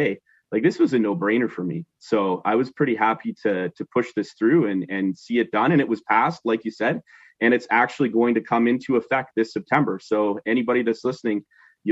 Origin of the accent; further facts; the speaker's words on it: Northern Ontario, Canada; moved away as an adult; growing up in Northern Ontario, you know, we've been down in the region here about 10 years now